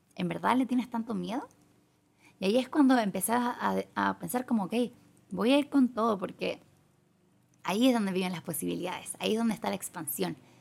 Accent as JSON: {"language": "Spanish", "country": "Chile", "moved": "as an adult", "lives_now": "Thailand", "said": "hace dos años me fui de Chile"}